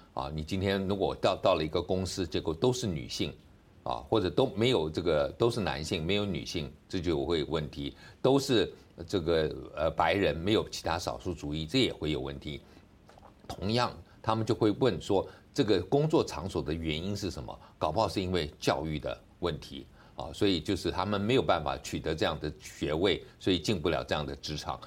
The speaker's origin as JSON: {"language": "Chinese", "region": "Taipei", "country": "Taiwan", "said": "我是台北人"}